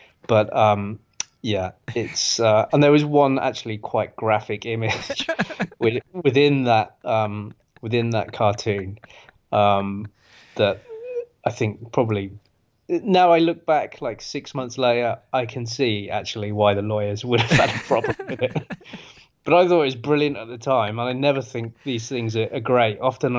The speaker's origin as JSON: {"language": "English", "country": "Australia", "said": "sometimes I'm English, for God's sake. I'm an Anglo-Australian, so I mean, we're the kings of swearing, so it's pretty hard to rein it in sometimes."}